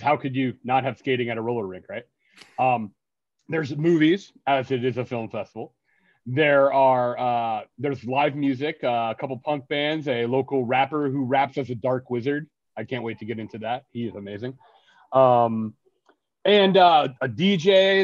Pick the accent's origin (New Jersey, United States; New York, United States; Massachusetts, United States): New Jersey, United States; also born or lived in Philadelphia; I grew up in the North Jersey punk scene